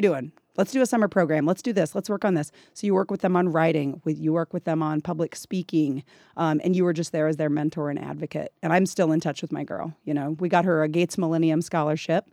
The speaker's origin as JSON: {"language": "English", "town": "Gladstone", "region": "Missouri", "country": "United States", "tie": "born or raised there", "moved": "as an adult", "lives_now": "Texas Panhandle, United States", "said": "I grew up in Kansas City, Missouri"}